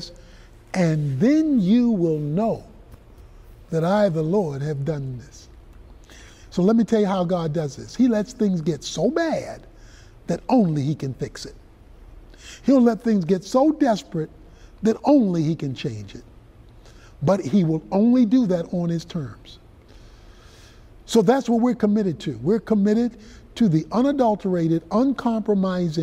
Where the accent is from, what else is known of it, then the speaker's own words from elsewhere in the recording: Baltimore, Maryland, United States; I was growing up in Baltimore, Maryland